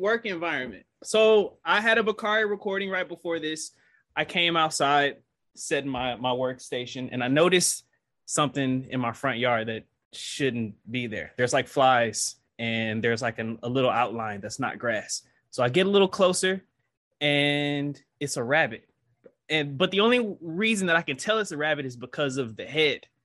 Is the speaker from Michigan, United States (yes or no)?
yes; Detroit, Michigan, United States; now in Georgia, United States; I'm from Detroit. I'm, I'm an urbanite